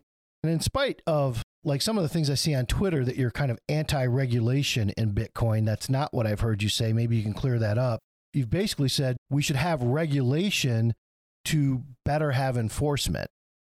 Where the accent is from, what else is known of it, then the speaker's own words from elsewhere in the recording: Michigan, United States; I'm from Michigan